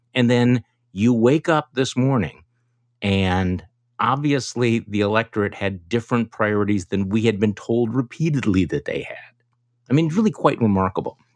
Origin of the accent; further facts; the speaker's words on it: Wisconsin, United States; my home state of Wisconsin